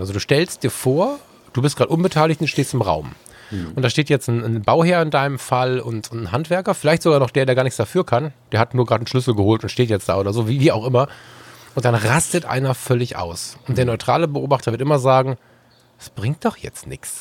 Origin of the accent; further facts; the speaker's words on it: West Germany, Germany; ich als Wessi Bengel